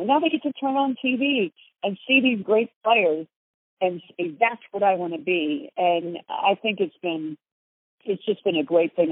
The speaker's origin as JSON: {"language": "English", "town": "Philadelphia", "region": "Pennsylvania", "country": "United States", "said": "I'm from Philly and sarcasm is sort of our natural language there."}